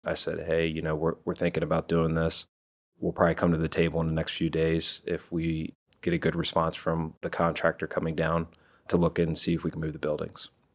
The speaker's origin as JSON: {"language": "English", "region": "Iowa", "country": "United States", "moved": "yes", "lives_now": "Maryland, United States", "said": "I'm originally from Iowa."}